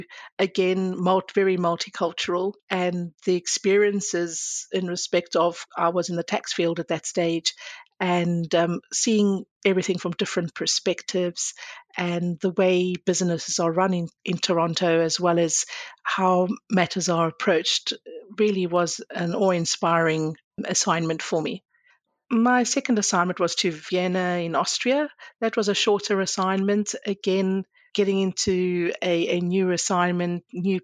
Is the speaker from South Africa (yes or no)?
yes; South Africa; moved away as an adult; I was born in South Africa, but I'm of Greek Cypriot heritage. I spent most of my life in South Africa.